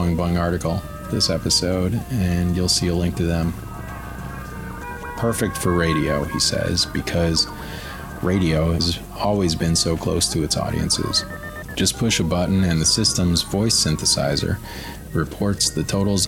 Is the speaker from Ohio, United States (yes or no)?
no; Aurora, Colorado, United States; I grew up in Denver, Aurora specifically